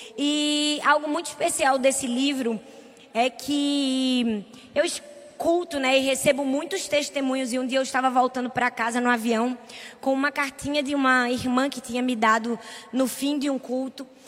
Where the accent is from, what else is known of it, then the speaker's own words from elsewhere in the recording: Northeast Region, Brazil; a gente é nordestino